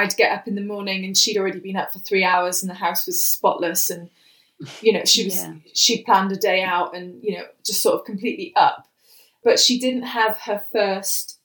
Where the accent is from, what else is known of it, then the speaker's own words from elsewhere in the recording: Wales, United Kingdom; growing up in Wales with a mum who suffers with bipolar disorder type 1